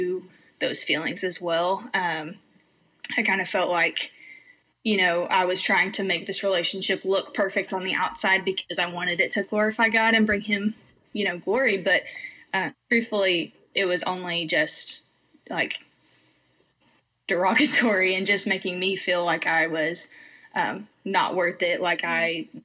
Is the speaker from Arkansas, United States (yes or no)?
yes; Arkansas, United States; also born or lived in Georgia, United States; I moved from Georgia to Arkansas when I was 10 years old.